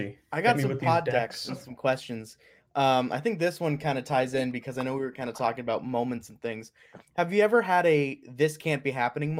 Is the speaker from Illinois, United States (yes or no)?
no; New Bedford, Massachusetts, United States; my hometown of New Bedford, Massachusetts